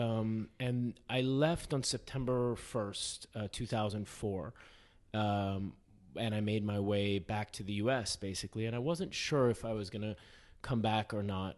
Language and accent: English; New York City, New York, United States; moved away as an adult; also born or lived in Beirut; I grew up in Manhattan